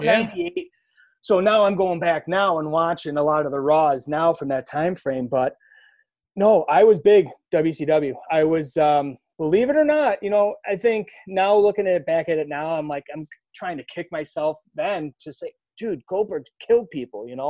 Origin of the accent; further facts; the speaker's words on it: outside of Buffalo, upstate New York, United States; being in upstate New York, I grew up outside of Buffalo.